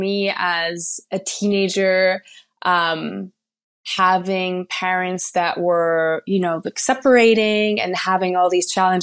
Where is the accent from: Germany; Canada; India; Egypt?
Germany; now in Los Angeles, United States; I currently live in Southern California in Los Angeles, but I am from Germany